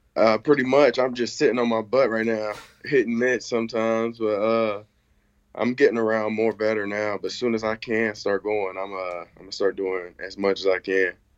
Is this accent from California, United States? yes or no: yes; Sacramento, California, United States; moved away; I grew up in Sacramento